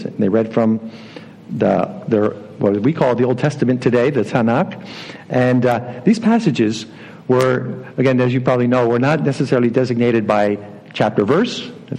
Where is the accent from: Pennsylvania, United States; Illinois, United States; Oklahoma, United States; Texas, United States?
Pennsylvania, United States; Philadelphia; moved away as an adult; also born or lived in Dominican Republic; I'm from the Philly area originally